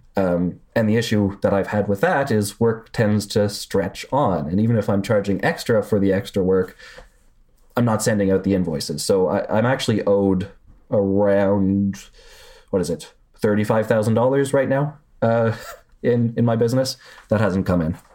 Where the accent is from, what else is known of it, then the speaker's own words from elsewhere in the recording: Canada; I'm Canadian